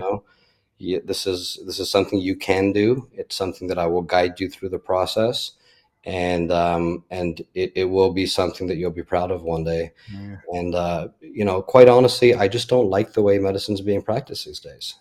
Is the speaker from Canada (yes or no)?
yes; Toronto, Ontario, Canada; moved away as an adult; also born or lived in Orlando, Florida; now in Fort Myers, United States; born in Canada, born and raised in Toronto